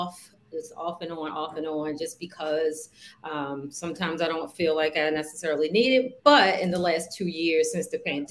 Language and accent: English; Baltimore, Maryland, United States; I'm from Baltimore, born and raised.